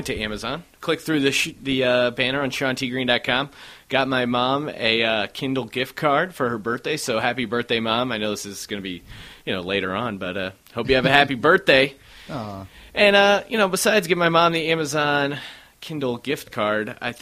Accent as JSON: {"language": "English", "region": "East Coast", "country": "United States", "moved": "as an adult", "said": "I'm from the East Coast as well"}